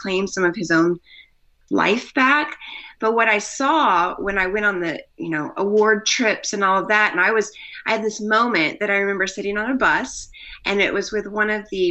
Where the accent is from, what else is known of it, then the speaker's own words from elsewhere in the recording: Missouri, United States; moved away as an adult; also born or lived in Colorado / Australia; We lived in Australia, but I'm from Missouri